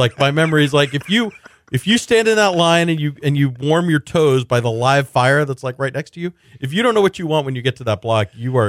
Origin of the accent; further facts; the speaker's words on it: Sugar Land, Texas, United States; I grew up eating in Sugar Land, eating Voss's Barbecue, which is, Greek owned, sort of Damaris Pappas style, lean, mild smoke flavor.